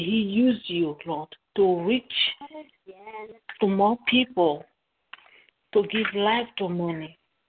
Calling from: Dallas, Texas, United States; I'm calling from Dallas, Texas.

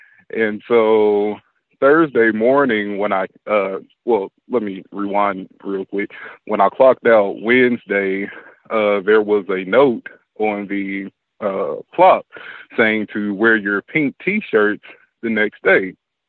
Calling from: Dallas, Texas, United States; I'm calling from Dallas, Texas.

